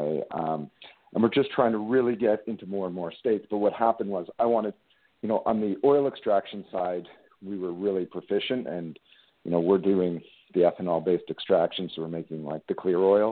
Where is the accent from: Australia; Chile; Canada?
Canada; Being a Canadian boy